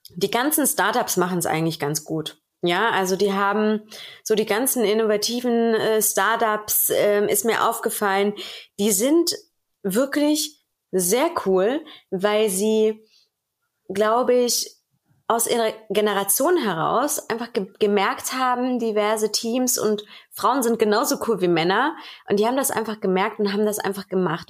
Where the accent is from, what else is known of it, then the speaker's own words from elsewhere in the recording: Germany; bei uns in Deutschland